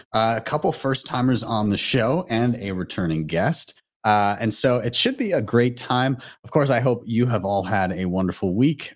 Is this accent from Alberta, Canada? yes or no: yes; Calgary, Alberta, Canada; my hometown of Calgary